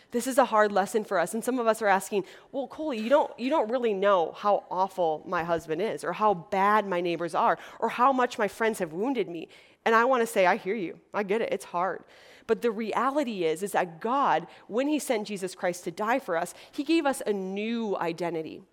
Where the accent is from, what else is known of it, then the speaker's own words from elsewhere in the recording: Wisconsin, United States; moved away as an adult; now in Los Angeles, United States; I'm from Wisconsin, which is a little state in the Midwest. And so I grew up in a community of 14 girls